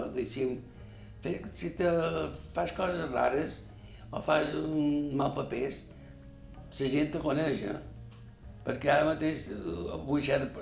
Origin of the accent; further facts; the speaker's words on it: Palma, Balearic Islands, Spain; Vaig néixer 1944, el 23 d'agost. Vaig néixer a Sona Alegre